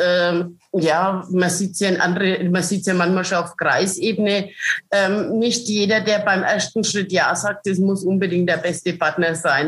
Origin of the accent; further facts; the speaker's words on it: Franconia, Bavaria, Germany; Ich stehe zu meinen fränkischen Vereinen. Und äh, was sagt man als Fränkin?